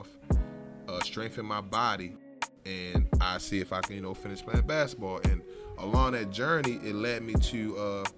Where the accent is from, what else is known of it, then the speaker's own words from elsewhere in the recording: Baltimore, Maryland, United States; I'm from West Baltimore, the Zone 21, Poplar Grove area. And I grew up around there my whole life.